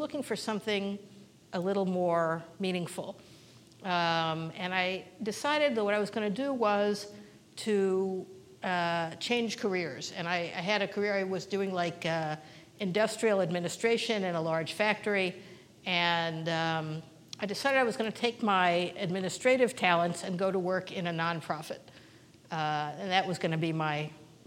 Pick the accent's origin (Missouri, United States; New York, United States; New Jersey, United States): Missouri, United States; Kansas City; moved away as an adult; now in Israel; I grew up in Kansas City in a conservative congregation at Beth Shalom and USY and Camp Ramah